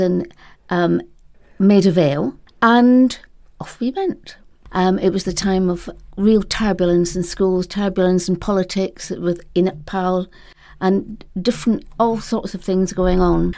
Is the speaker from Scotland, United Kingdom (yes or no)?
yes; Edinburgh, Scotland, United Kingdom; moved away as an adult; also born or lived in London / Spain; I first started teaching in Edinburgh, my hometown.